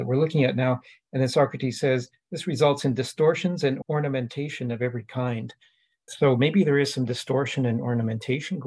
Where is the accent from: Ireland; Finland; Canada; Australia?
Canada; I'm Canadian